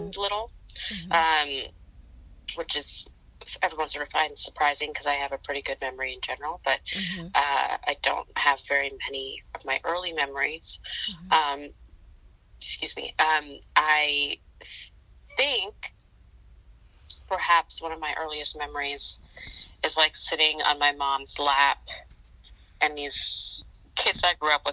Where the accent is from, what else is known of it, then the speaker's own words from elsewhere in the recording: New York City, New York, United States; also born or lived in Philadelphia, Pennsylvania; now in New York, United States; I was born in Queens.